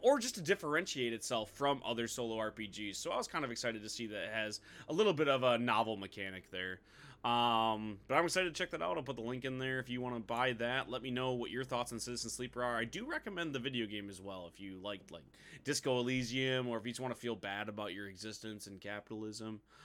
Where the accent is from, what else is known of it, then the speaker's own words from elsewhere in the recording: Midwest, United States; we're from the Midwest